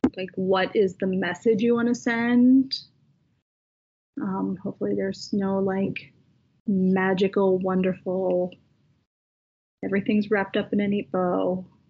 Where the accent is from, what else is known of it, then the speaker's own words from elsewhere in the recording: United States; we are both American